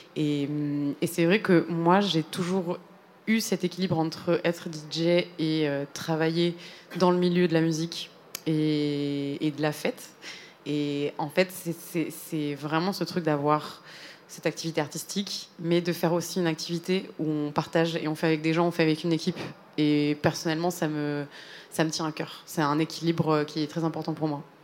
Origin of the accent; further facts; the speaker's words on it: Spain; moved away; c'est mes origines personnelles parce que j'ai grandi en Espagne.